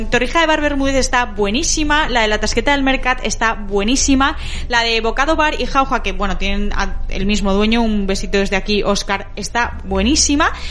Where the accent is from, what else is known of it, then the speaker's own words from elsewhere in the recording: Galicia, Spain; Yo, eh, vamos, yo como buena gallega o medio gallega, eh, queso con membrillo